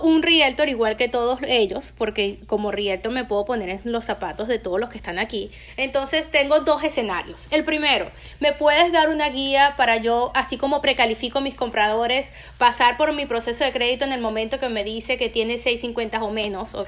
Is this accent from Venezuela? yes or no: yes; Venezuela; moved away as an adult; now in United States; cuando me vine de Venezuela, eh, siendo ciudadana americana